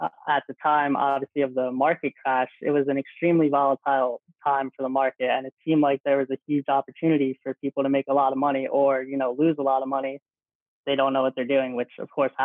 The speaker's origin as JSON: {"language": "English", "town": "Old Bridge", "region": "New Jersey", "country": "United States", "said": "I'm from Old Bridge, New Jersey, a small town in Jersey"}